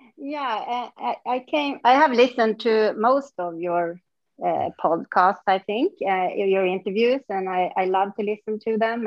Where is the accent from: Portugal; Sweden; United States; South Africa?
Sweden; northern Sweden; moved away; also born or lived in Stockholm / Mysore; I moved away from my small town where I grew up and then I came back mm. 14 years later when I was a mom.